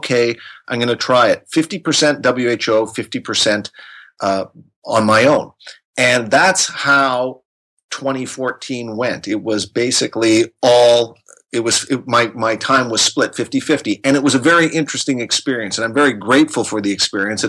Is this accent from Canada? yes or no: yes; Canada; moved away as an adult; now in Geneva, Switzerland; I am from Canada, but I have been living in Geneva, Switzerland since 1998.